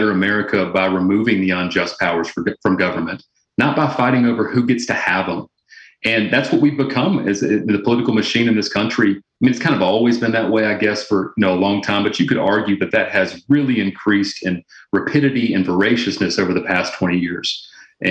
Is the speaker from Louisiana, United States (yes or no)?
yes; Louisiana, United States; moved away as an adult; now in Arkansas, United States; I'm originally from Louisiana